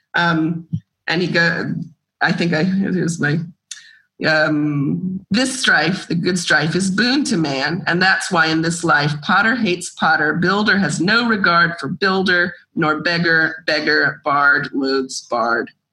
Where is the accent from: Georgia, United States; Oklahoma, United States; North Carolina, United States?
Georgia, United States; moved away as an adult; now in Greece; I grew up in Georgia and I I love going back and I have friends and family there and that's home also.